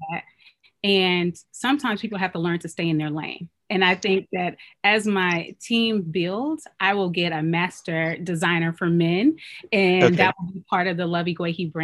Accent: Oakland, California, United States; moved away as an adult; also born or lived in Chicago / North Carolina; I'm Nigerian. I was born and raised in Oakland. So this is my hometown. Both of my parents are Nigerian

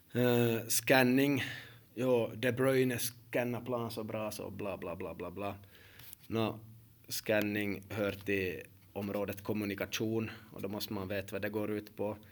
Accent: Finland

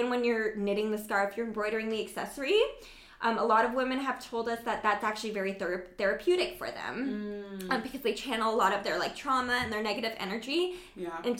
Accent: Canada; So born and raised in Canada

